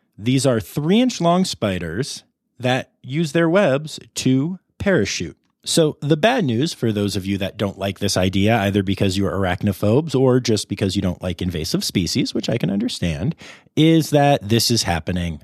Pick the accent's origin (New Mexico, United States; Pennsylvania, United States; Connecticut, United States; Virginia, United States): Pennsylvania, United States; my home state of Pennsylvania, where I have not been in over two months